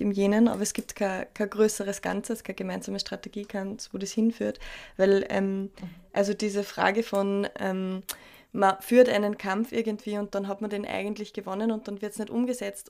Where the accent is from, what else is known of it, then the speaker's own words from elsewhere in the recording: Austria; bei uns in Österreich